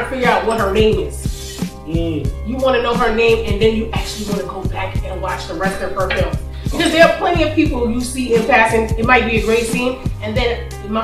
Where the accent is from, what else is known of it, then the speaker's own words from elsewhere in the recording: New York City, New York, United States; also born or lived in Queens; I was born in the Bronx